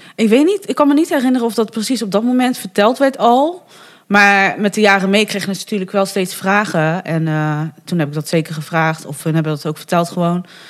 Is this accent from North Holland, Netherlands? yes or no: no; Bergen op Zoom, North Brabant, Netherlands; also born or lived in Fortaleza, Brazil / Breda; ik eh, ben in Bergen op Zoom opgegroeid